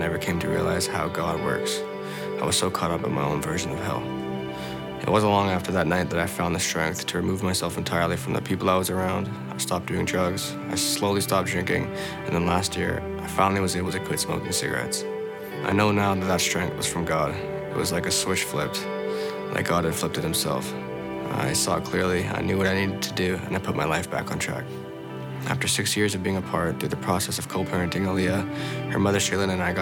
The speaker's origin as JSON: {"language": "English", "town": "Winnipeg", "region": "Manitoba", "country": "Canada", "tie": "born or raised there", "also_born_or_lived": "San Antonio, Texas, United States", "moved": "yes", "lives_now": "Chilliwack, Canada"}